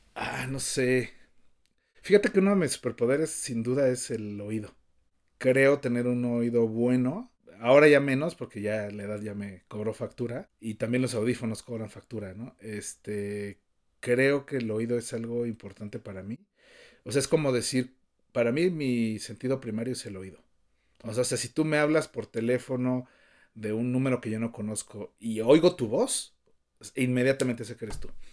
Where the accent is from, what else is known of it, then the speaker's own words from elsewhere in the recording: Mexico City, Mexico; soy el más chilango de todos los chilangos. Nací, crecí y moriré seguramente en la Ciudad de México.